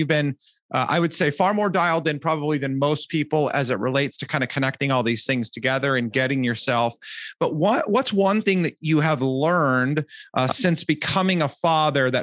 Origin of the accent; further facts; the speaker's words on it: Southern California, United States; I'm from Southern California